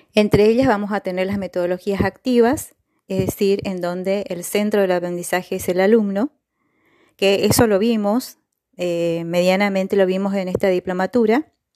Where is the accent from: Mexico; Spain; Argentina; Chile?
Argentina; Gobernador Virasoro, Corrientes; soy de Gobernador Virasoro, Corrientes